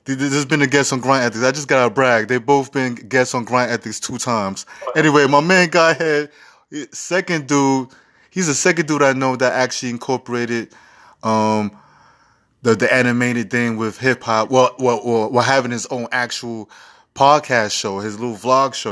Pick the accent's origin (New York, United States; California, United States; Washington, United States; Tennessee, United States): New York, United States; New York City; I'm from Harlem